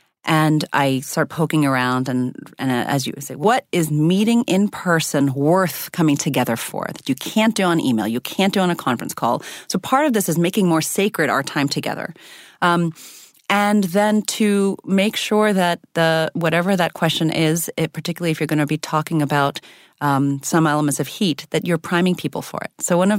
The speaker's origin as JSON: {"language": "English", "country": "Zimbabwe", "tie": "born there", "said": "I'm biracial. I was born in Zimbabwe. I have an Indian mother and a white American father."}